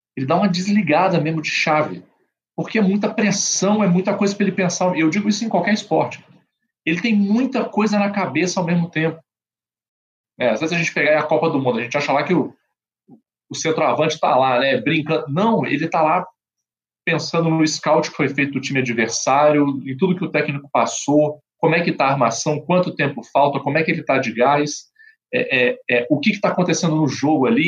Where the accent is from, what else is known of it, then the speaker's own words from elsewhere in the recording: Brazil; como bom brasileiro